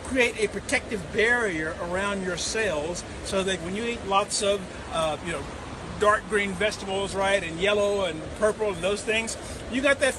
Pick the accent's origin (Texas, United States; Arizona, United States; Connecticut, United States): Texas, United States; Amarillo; Amarillo, Texas.